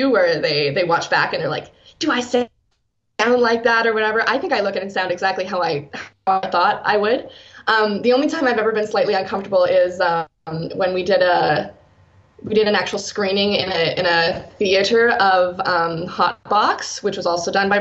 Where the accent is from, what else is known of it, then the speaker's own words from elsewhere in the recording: Saskatchewan, Canada; moved away as an adult; now in Edmonton, Canada; I moved from Saskatchewan, where I'm from, to Edmonton here